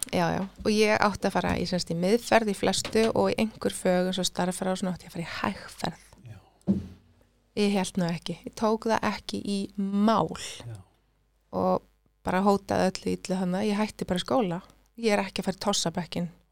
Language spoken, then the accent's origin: Icelandic; Iceland; first language Swedish; Icelandic is a second language; also born or lived in Sweden; Þegar ég kom heim, fimm ára, ég talaði ekki eitt orði í íslensku ég, ég skildana mm. en ég talaði ekki neina íslensku